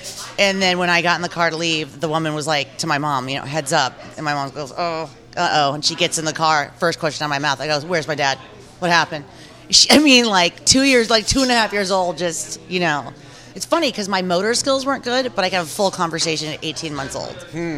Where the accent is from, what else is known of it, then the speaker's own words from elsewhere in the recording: Jackson, Mississippi, United States; born there; I was born in Jackson, Mississippi, and my father was a civil rights activist, which was not a popular thing to be in 1975 in Mississippi at all.